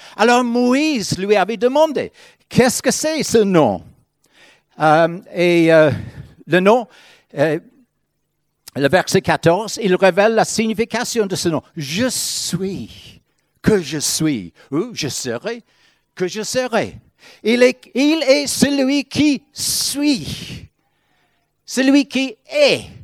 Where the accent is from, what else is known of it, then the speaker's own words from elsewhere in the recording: Northern Ireland, United Kingdom; French is a second language; moved away as an adult; now in France; je viens de l'Irlande du Nord.